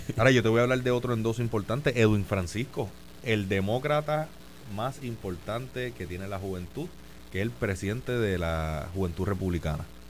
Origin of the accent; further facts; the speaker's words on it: San Juan, Puerto Rico; yo soy natural de Country Club